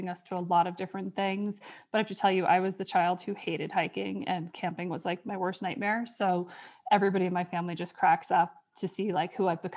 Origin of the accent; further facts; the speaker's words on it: New York, United States; moved away as an adult; also born or lived in Virginia; now in Wyoming, United States; I grew up in New York.